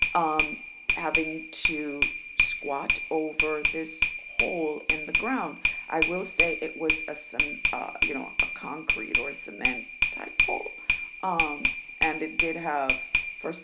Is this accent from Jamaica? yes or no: yes; Jamaica; moved away; I am from Jamaica